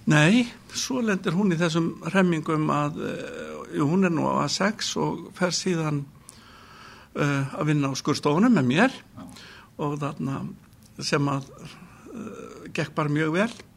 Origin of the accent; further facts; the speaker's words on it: Kópavogur, Capital Region, Iceland; also born or lived in Reykjavík; ég er fættur í Reykjavík uh, 1961 eh, þegar við varum fjöra, fimm ára þá fluttum við í Kópavók ólst þar upp